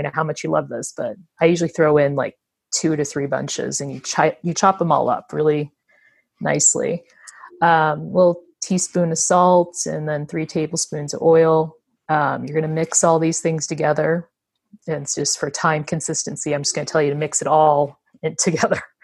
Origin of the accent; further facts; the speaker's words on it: United States; we're American